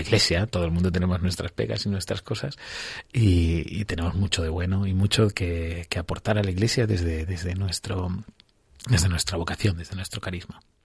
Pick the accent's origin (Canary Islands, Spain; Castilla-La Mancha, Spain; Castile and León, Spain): Castilla-La Mancha, Spain; Villarrobledo; accent: manchego; moved away as an adult; now in Pinto, Spain; soy de un pueblo de Albacete, de Villarroledo, así que soy muy manchego